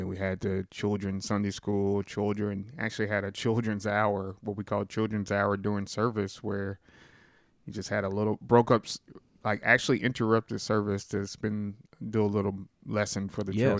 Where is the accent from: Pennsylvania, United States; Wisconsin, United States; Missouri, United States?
Missouri, United States; Sikeston; I was brought up here in Sykeston.